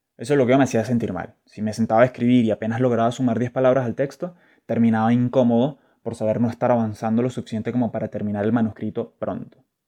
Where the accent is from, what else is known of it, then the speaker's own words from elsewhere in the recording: Caracas, Capital District, Venezuela; desde pequeño, y como buen scout caraqueño